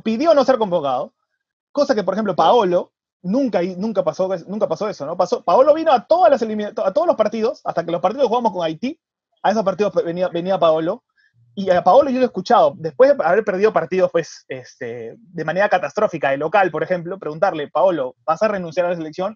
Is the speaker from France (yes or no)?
no; Peru; como peruanos